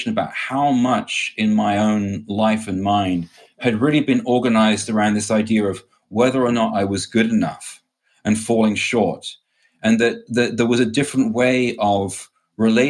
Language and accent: English; England, United Kingdom; I grew up in England in a family, a Catholic family.